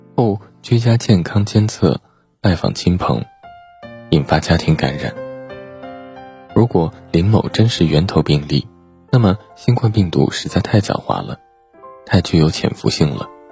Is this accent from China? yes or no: yes; China; 我们中国人依靠疫苗建立的群体免疫长城正在稳步推进